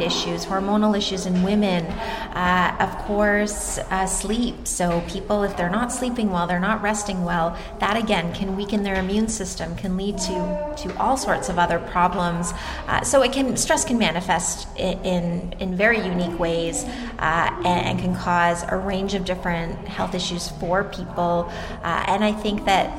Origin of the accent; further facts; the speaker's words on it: Toronto, Ontario, Canada; I'm from Toronto, Canada, so I'm Canadian